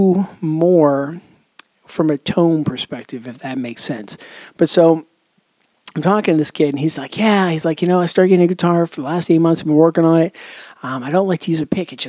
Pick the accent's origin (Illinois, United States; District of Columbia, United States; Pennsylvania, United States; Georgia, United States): Pennsylvania, United States; Pittsburgh; moved away as an adult; now in Charleston, United States; I moved a couple years back from the Pittsburgh area to the Charleston, South Carolina area